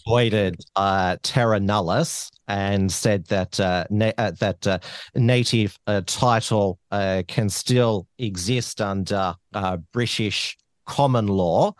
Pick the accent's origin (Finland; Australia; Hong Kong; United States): Australia; I'm indigenous 'cause I was born in Australia